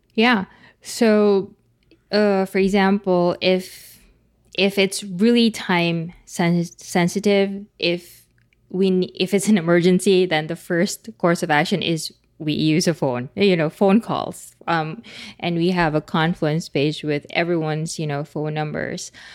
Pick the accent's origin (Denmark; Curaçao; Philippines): Philippines; English is a second language; speaking as a Filipino